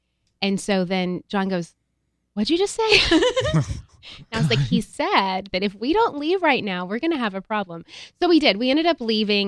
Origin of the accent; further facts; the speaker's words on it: Tennessee, United States; moved away; I grew up in Tennessee. And so my family there, you know, I have family that are, you know, very rural and, you know, speak with that southern drawl.